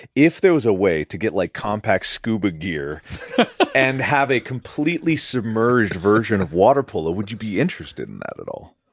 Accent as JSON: {"language": "English", "town": "Cincinnati", "region": "Ohio", "country": "United States", "tie": "born or raised there", "moved": "yes", "said": "Cincinnati, my hometown too"}